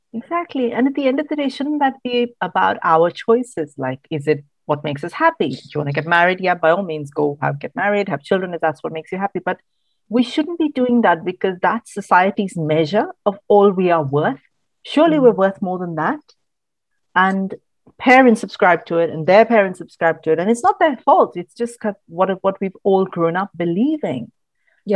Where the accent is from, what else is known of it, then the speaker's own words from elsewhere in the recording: Mumbai, Maharashtra, India; moved away as an adult; also born or lived in Kerala / Bangalore; now in United Kingdom; I grew up in Mumbai, which is, you know, big urban metropolis.